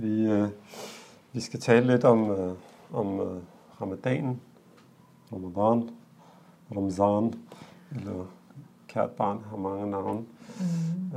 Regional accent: Denmark; os, der er født og opvokset her

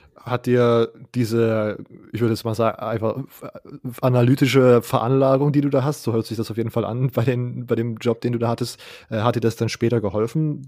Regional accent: Leipzig, Saxony, Germany; ich komme aus Leipzig, aus so einer größeren Stadt

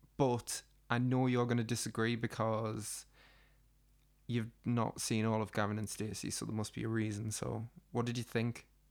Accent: the Northeast, North East England, United Kingdom; we're from the Northeast and we have, like, an extreme personality type

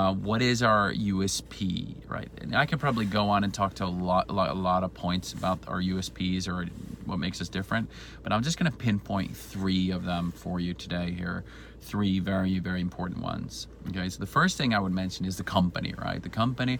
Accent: Sweden; also born or lived in Spain; I'm originally from Sweden.

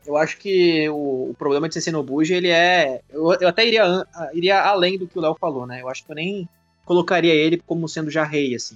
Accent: Brazil; eu sou brasileiro

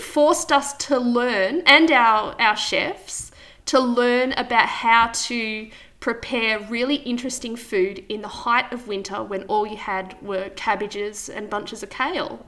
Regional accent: Wangaratta, Victoria, Australia; also born or lived in Goulburn Valley; now in Yackandandah, Australia; I'm from Wangaratta, so I grew up in Wangaratta

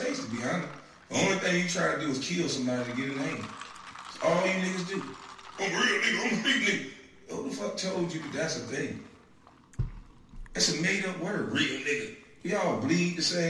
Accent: Brunswick, Georgia, United States; I'm from Dixville, Georgia

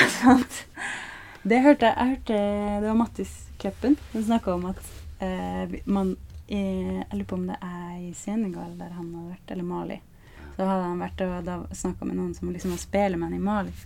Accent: Flekkefjord, Agder, Norway; moved away; når jeg var hjemme i Flekkefjord nå

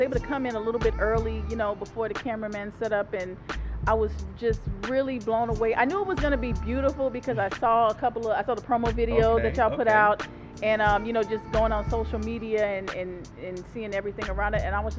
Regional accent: Tampa, Florida, United States; moved away; Here in my hometown of Tampa, Florida.

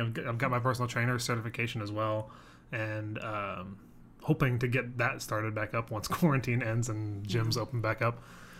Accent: Virginia, United States; now in Austin, United States; I'm 26, not from Texas. I'm from Virginia. I have a lot of family from Texas, though, which is what brought me here.

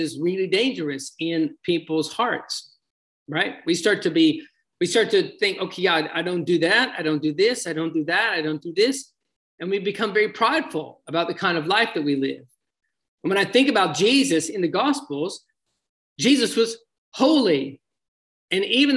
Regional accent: United States; my hometown here in the United States

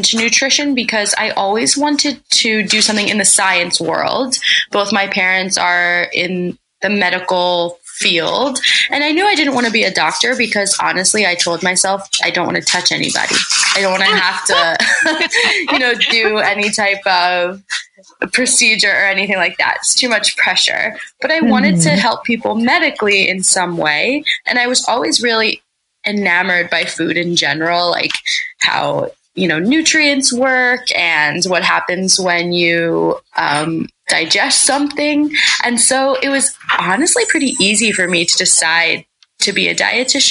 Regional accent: Pennsylvania, United States; moved away as an adult; also born or lived in Massachusetts / Delaware; I'm actually from Pennsylvania.

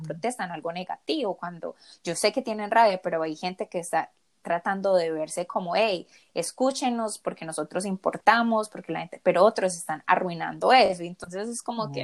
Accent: Colombia; now in United States; yo tampoco soy de acá, yo soy colombiana

